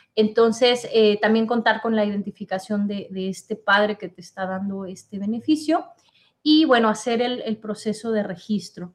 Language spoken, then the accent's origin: Spanish; Mexico; now in United States; tú y yo somos de México, ¿verdad? Pero vivimos aquí en Estados Unidos